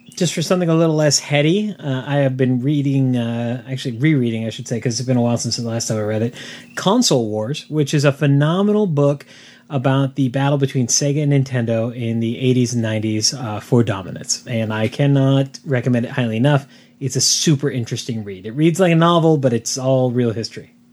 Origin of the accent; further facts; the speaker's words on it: San Diego, California, United States; growing up in San Diego, the, the, it was rare for us to actually wear the flannel